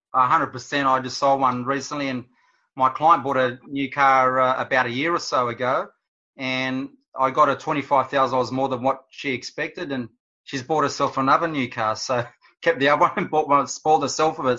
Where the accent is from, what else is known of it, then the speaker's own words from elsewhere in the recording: Wollongong, New South Wales, Australia; I'm from the Gong and Wollongong.